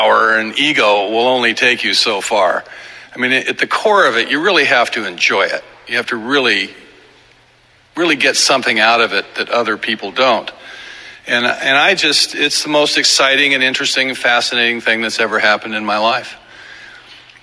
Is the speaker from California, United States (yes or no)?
yes; Southern California, United States; We're from Southern California